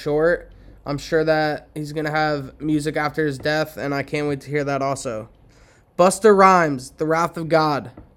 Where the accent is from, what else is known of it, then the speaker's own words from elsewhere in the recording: East Coast, United States; I'm from the East Coast.